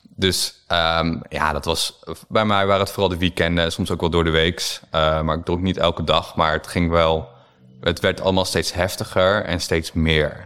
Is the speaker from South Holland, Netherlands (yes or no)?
no; Harderwijk, Gelderland, Netherlands; moved away; also born or lived in Amsterdam; ik kom uit Harderwijk. Eh, dat is een kleine stad op de Veluwe